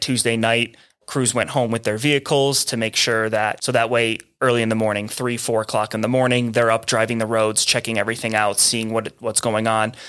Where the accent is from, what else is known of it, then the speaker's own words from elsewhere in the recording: Buffalo, New York, United States; now in Santa Fe, United States; I'm originally from Buffalo. I'm a long way from home